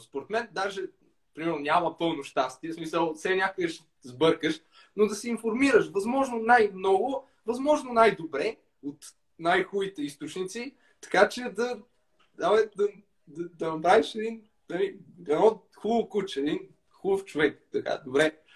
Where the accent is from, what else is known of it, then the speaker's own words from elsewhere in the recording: Bulgaria; аз така като класически българин с менталитета